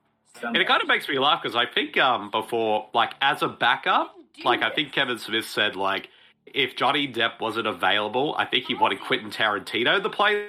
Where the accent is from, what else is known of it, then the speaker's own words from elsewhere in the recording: Australia; as an Aussie